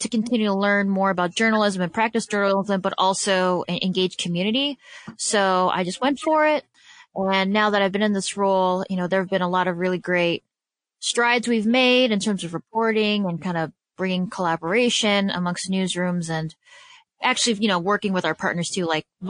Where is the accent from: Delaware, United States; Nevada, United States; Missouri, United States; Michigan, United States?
Michigan, United States; Detroit; also born or lived in Chicago, Illinois; here in Detroit. So I was like, oh, great. You know, the organization that really helped form and shape me as a journalist is coming to my hometown.